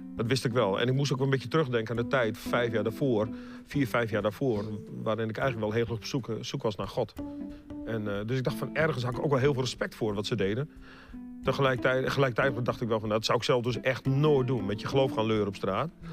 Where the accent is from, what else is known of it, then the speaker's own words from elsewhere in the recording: Groningen, Netherlands; moved away; also born or lived in Leiden / Breda; van oorsprong ben ik dus een echte Groninger